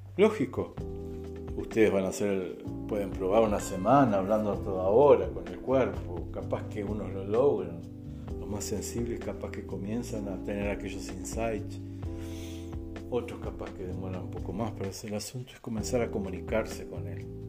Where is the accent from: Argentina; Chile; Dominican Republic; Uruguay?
Uruguay; moved away as an adult; now in Brazil; soy uruguayo, radicado aquí en el Brasil, ya 11 años